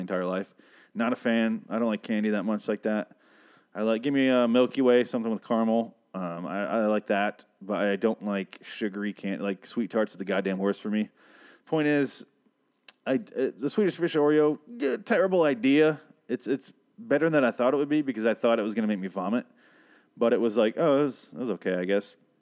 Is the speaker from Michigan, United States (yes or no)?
yes; Michigan, United States; now in Arizona, United States; I am from Michigan